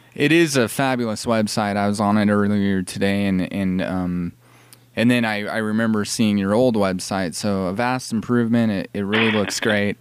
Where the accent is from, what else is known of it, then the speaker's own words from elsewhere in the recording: California, United States; moved away; I grew up in California